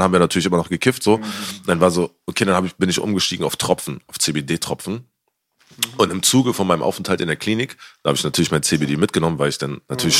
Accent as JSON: {"language": "German", "region": "Berlin", "country": "Germany", "said": "als Berliner, ich bin schon früher E-Werk gegangen"}